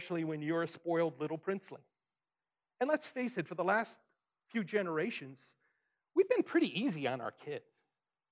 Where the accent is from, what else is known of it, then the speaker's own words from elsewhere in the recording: Detroit, Michigan, United States; growing up in Detroit, I was on one side of 8 Mile